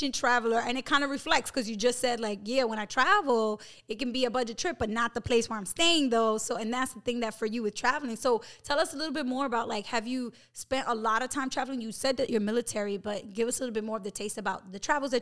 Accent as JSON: {"language": "English", "town": "New York City", "region": "New York", "country": "United States", "tie": "born or raised there", "said": "I grew up in New York City"}